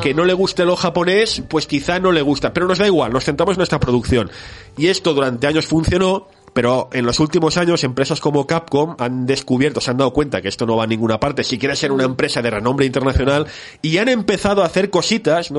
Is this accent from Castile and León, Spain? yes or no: no; Barcelona, Catalonia, Spain; soy un chico de Barcelona que nació el año 81